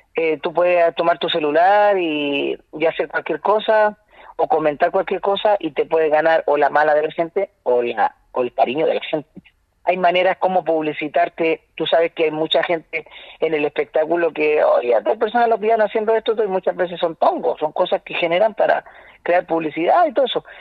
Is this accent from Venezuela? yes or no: no; Santiago, Santiago Metropolitan Region, Chile; soy de La Pintana